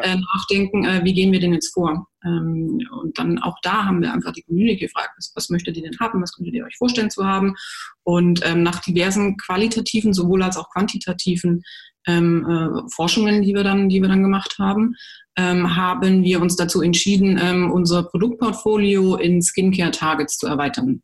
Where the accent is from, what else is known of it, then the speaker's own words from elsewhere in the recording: Germany; bei uns in Deutschland